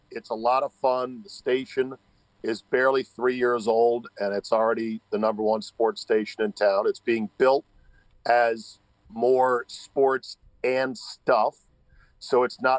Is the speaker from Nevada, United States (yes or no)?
no; Denver, Colorado, United States; now in Philadelphia, United States; I grew up in Denver, Czabe, but I moved to Philly, and now I'm an Eagles fan as well.